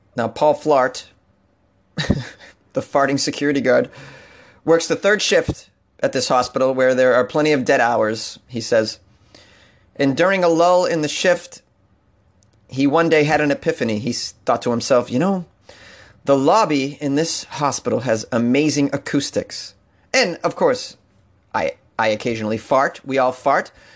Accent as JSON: {"language": "English", "region": "New England", "country": "United States", "said": "I'm from New England"}